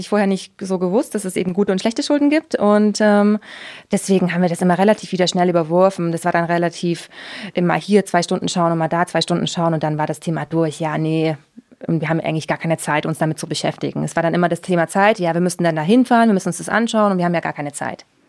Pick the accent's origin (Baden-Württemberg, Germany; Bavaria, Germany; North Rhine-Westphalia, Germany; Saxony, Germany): Saxony, Germany; Leipzig; moved away as an adult; also born or lived in Oschatz / United States / Deggendorf / Austria; now in Munich, Germany; Ich komme ursprünglich aus ähm, Oschatz, das ist zwischen Dresden und Leipzig, ähm, mhm. bin aber in Leipzig aufgewachsen